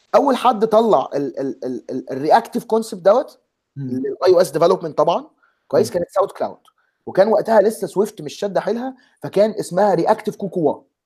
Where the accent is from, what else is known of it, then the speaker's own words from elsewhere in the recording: Egypt; moved away; احنا اثنين مصريين ثلاثه مصريين آه، آه، دلوقتي ثلاثه مصريين